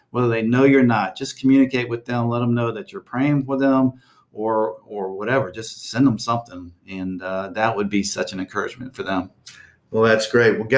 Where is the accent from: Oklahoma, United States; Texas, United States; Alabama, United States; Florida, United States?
Texas, United States; my home state of Texas